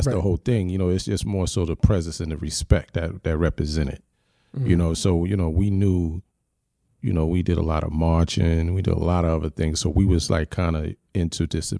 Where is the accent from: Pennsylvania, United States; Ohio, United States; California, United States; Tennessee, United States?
Pennsylvania, United States; Philadelphia; You know, I was raised in Philly for a bit.